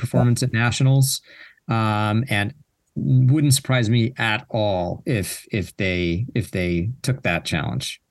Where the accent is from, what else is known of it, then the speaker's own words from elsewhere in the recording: United States; as an American